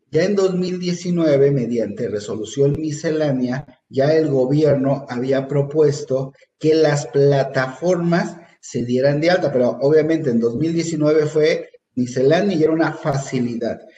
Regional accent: Mexico; Esas son las preguntas que yo como mexicano pagador debo de tener muy claro

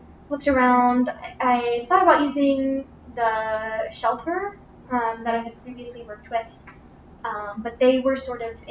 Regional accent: Bloomington, Indiana, United States; also born or lived in Disney World, Florida; now in Lafayette, United States; I'm actually from Bloomington, Indiana

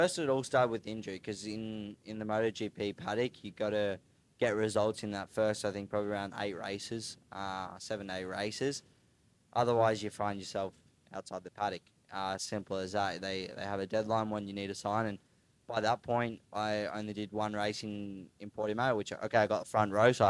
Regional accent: Queensland, Australia; moved away as an adult; also born or lived in Darwin, Northern Territory; I was born in Queensland, grew up racing like flat track and dirt track with Husqvarna

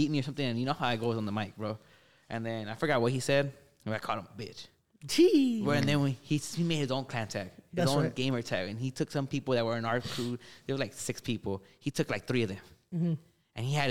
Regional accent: Gardena, California, United States; where I grew up in Gardena Heights

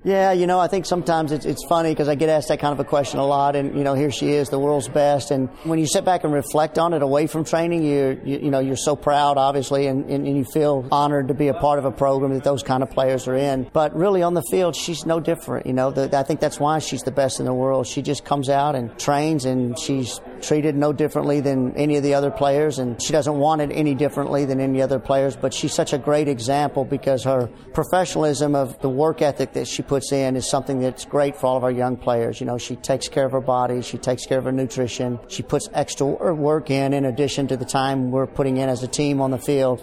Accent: Dallas, Texas, United States; moved away as an adult; now in Houston, United States; I'm originally from Dallas

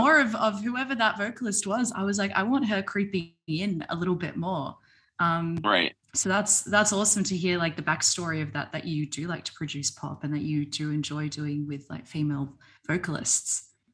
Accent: Melbourne, Victoria, Australia; now in Sydney, Australia; I'm in Sydney now, but I'm originally from Melbourne

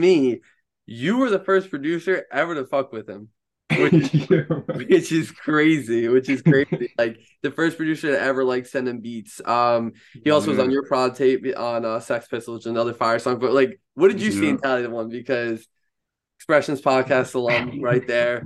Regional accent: Long Island, New York, United States; growing up here on Long Island

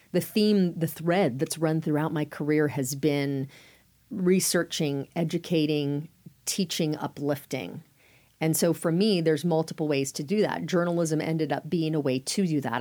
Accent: Sacramento, California, United States; moved away as an adult; also born or lived in Durham, North Carolina / Phoenix, Arizona; home was Sacramento. I grew up in Northern California.

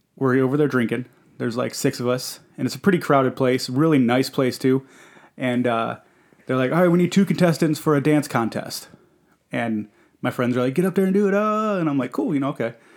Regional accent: Detroit, Michigan, United States; I was born in Detroit, Michigan, uh, Henry Ford Hospital

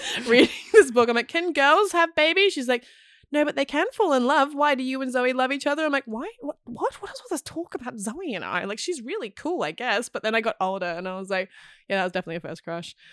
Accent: Queensland, Australia; moved away; also born or lived in Melbourne; I grew up in Queensland

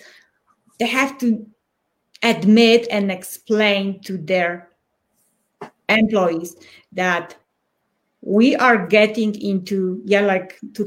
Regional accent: Poland; first language Polish; English is a second language; moved away as an adult; now in Colorado Springs, United States; I'm from Poland and I was born in tough times.

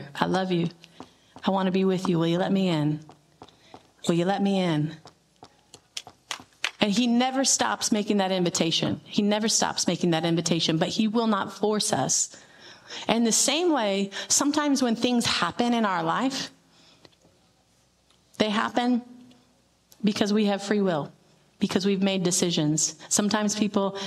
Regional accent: Tucson, Arizona, United States; I grew up in Tucson

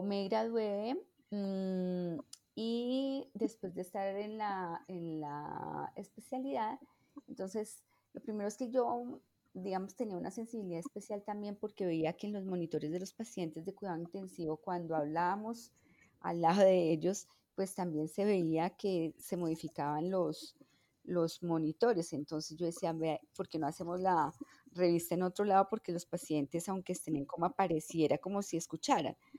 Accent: Bogotá, Colombia; yo nací en Bogotá

